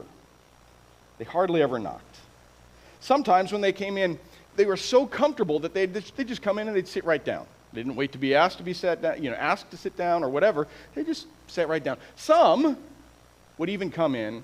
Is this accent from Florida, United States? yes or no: no; Iowa, United States; now in San Antonio, United States; I was born and raised in Iowa